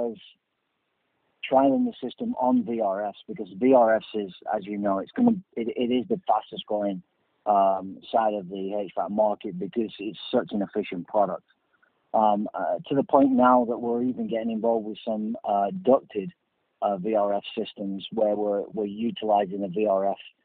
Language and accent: English; Burnley, North West England, United Kingdom; I'm a Burnley fan, which is my hometown.